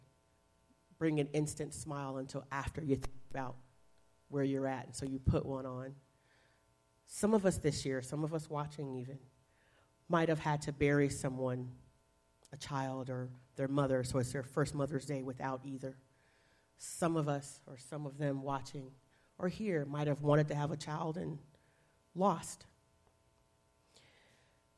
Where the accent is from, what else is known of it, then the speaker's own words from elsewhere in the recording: the South, United States; I grew up in the South